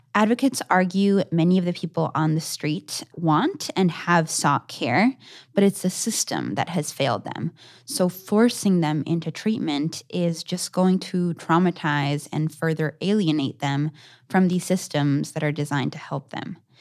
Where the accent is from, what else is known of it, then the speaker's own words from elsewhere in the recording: Argentina; moved away; my home country of Argentina